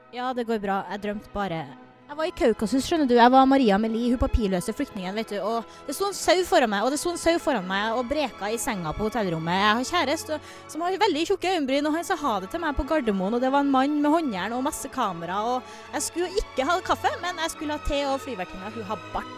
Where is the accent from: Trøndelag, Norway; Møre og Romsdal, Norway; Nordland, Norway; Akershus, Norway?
Trøndelag, Norway; Verdal; Jeg kommer fra Verdalen